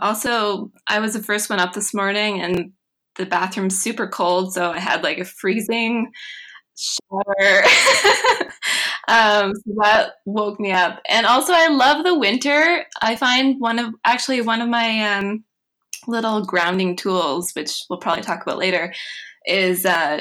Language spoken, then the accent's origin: English; Mahone Bay, Nova Scotia, Canada; Well, I grew up in Mahone Bay, Nova Scotia, which is a tiny little town on the south shore of Nova Scotia